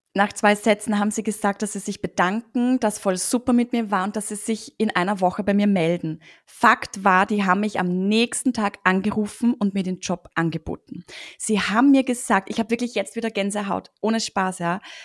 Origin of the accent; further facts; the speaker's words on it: Austria; Ich sitze ja hier in Österreich übrigens